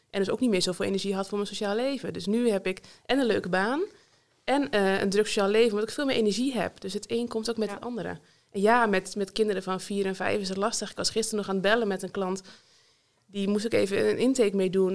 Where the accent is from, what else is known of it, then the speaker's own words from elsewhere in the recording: North Holland, Netherlands; moved away as an adult; also born or lived in Leeuwarden / Friesveen, near Almelo; now in Vriezenveen, Netherlands; Ik ben, oorspronkelijk kom ik dus uit Noord-Holland